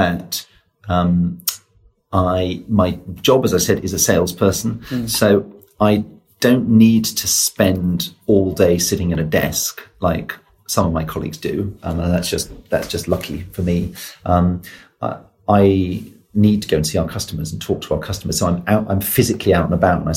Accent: Oxford, South East England, United Kingdom; I grew up in Oxford

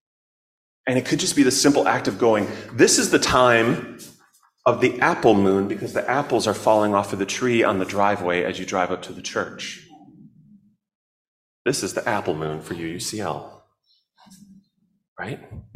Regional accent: Chicago, Illinois, United States; I grew up in Chicago, and we had blackberries too

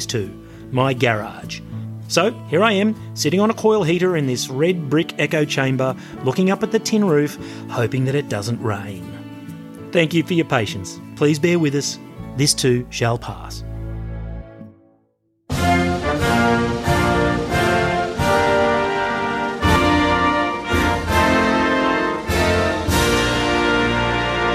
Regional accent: Australia; I'm from Australia

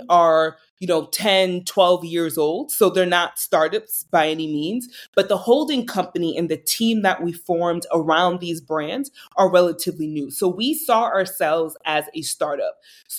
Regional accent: Boston, Massachusetts, United States; moved away as an adult; also born or lived in New York; born and raised in Boston, lived in New York for a couple of years

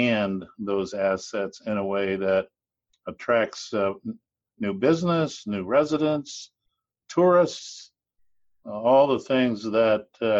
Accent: western Nebraska, United States; I grew up in Nebraska. I grew up in the western part of the state

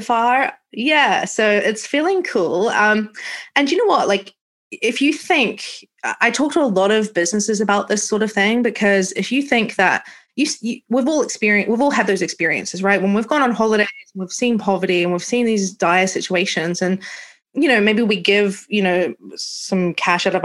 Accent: New Zealand; moved away as an adult; now in London, United Kingdom; I'm from New Zealand and I left home at 22 and went traveling around the world.

